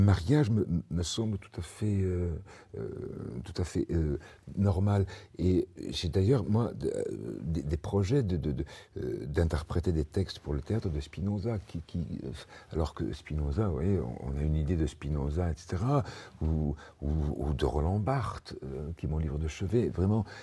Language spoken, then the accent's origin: French; Spain; je suis espagnol